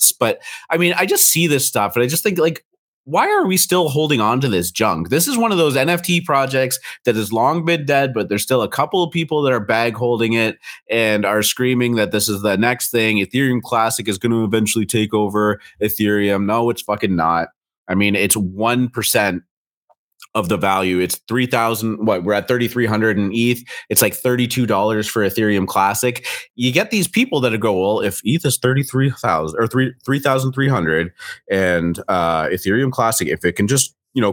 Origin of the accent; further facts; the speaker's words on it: Canada; accent: Canadian; I'm Canadian